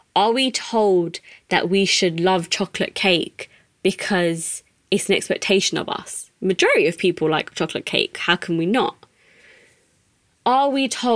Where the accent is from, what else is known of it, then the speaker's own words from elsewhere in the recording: United Kingdom; being a British Asian